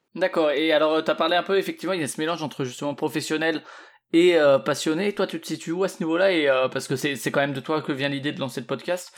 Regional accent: Strasbourg, Grand Est, France; je suis de, de Strasbourg ou du moins à côté

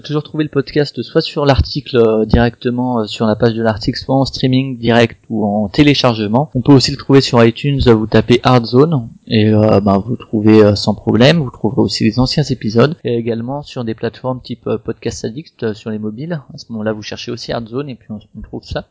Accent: Strasbourg, Grand Est, France; moi je suis de Strasbourg aussi

